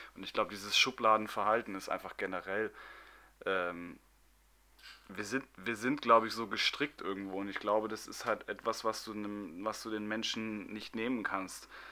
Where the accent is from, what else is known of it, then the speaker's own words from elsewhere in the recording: Munich, Bavaria, Germany; ich bin zwar gebürtiger Münchner